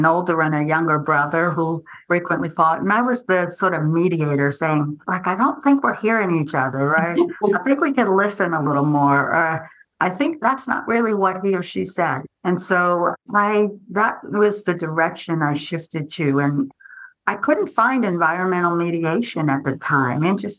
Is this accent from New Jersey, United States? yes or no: yes; New Jersey, United States; I grew up in New Jersey